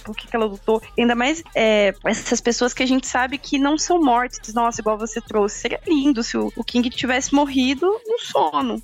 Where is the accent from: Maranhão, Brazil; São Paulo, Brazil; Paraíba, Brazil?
São Paulo, Brazil; Campinas; eu sou de Campinas